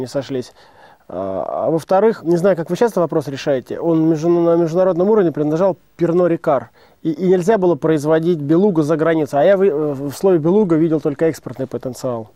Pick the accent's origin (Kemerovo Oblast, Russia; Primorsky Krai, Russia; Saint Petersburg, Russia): Kemerovo Oblast, Russia; Leninsk-Kuznetsky; Я родился и вырос в Кемеровской области, в Ленинск-Кузнецком